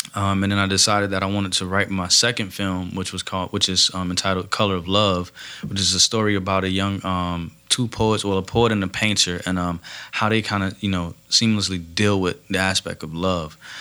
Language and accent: English; Miami, Florida, United States; moved away as an adult; now in Fort Myers, United States; I'm originally from uh, Liberty City, Miami, born and raised there um, my whole life